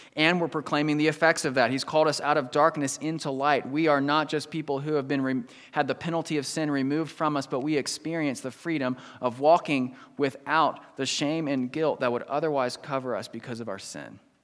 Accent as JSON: {"language": "English", "country": "United States", "tie": "born or raised there", "moved": "yes", "said": "I grew up right outside Washington, D C"}